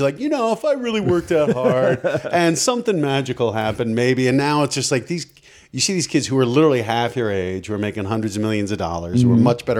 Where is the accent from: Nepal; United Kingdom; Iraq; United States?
United States; Colorado; now in California, United States; I'm from Colorado, and I'll go back a number of times a year, and it's great.